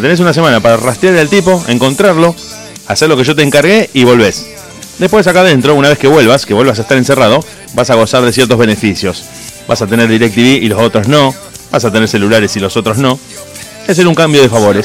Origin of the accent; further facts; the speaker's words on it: Argentina; tengo que pensarlo como argentino